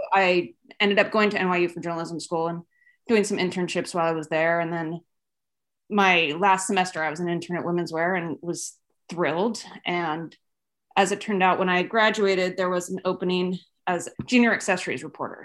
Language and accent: English; Los Gatos, California, United States; moved away as an adult; also born or lived in Los Angeles / New York; I am from Los Gatos, California, which is, you know, sort of Silicon Valley. Grew up here